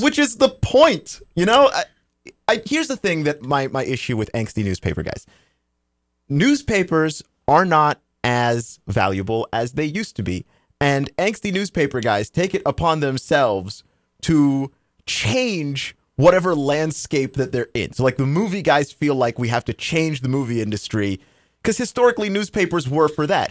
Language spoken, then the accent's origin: English; Texas, United States; moved away; I'm originally from Texas